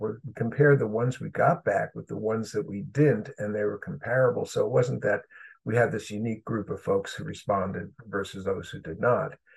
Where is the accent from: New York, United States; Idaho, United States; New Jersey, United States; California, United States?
New York, United States; New York City; moved away as an adult; also born or lived in Chicago, Illinois; I grew up in Brooklyn, New York